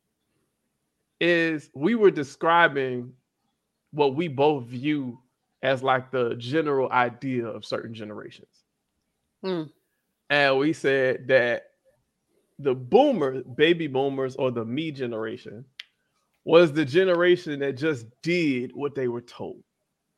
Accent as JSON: {"language": "English", "region": "Florida", "country": "United States", "also_born_or_lived": "Tampa", "said": "I'm from Florida"}